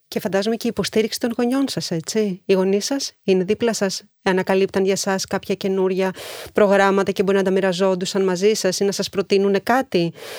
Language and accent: Greek; Greece; και ως Ελληνίδα και ως μαμά